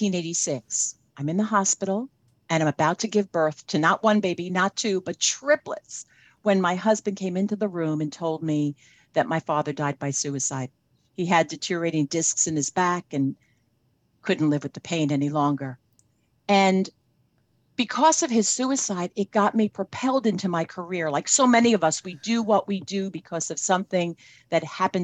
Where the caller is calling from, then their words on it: New Jersey, United States; also born or lived in Boca Raton, Florida; I'm here in New Jersey. I spent 6 months in New Jersey and about 6 months in Boca Raton, Florida.